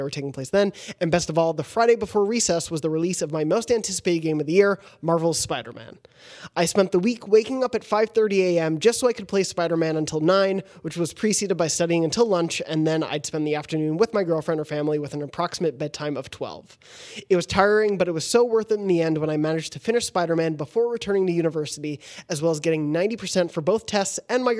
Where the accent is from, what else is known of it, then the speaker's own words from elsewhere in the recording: South Africa; I'm from South Africa, so our academic year starts in January.